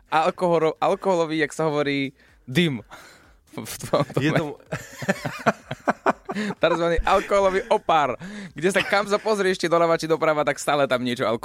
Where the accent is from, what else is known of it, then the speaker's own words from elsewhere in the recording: Košice, Košice Region, Slovakia; To u nás v Košiciach to sú také iné, také, také parádne, také neskutočné